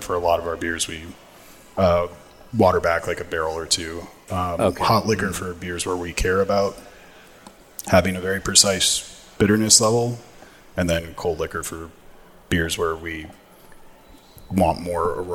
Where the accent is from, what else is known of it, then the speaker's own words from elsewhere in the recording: Los Angeles County, California, United States; I was born and raised in L.A. County